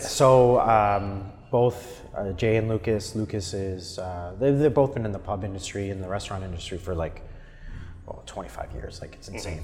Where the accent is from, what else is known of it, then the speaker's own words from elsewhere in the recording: Ottawa, Ontario, Canada; I was born and raised in Ottawa.